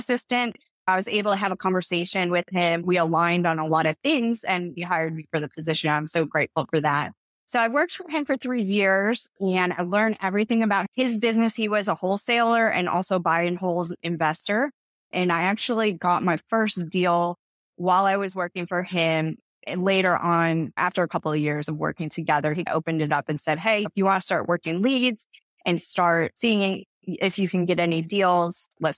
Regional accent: Toledo, Ohio, United States; I'm originally from Toledo, Ohio, so I'm definitely a Midwest girl at heart

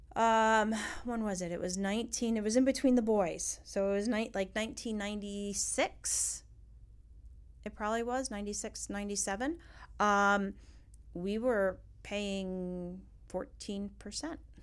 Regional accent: New York, United States; now in Florida, United States; We're from New York

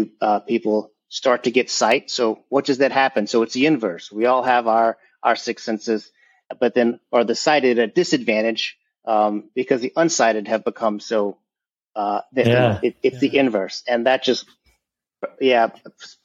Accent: Louisiana, United States; also born or lived in New Orleans; born and raised in Louisiana

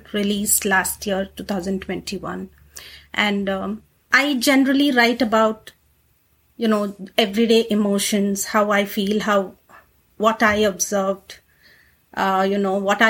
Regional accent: India; moved away as an adult; now in United States; I'm actually originally from India. I came here in 2008 to the US.

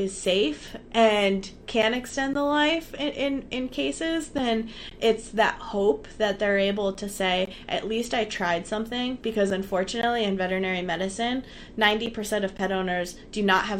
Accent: Connecticut, United States; I'm from Connecticut. I grew up in Connecticut.

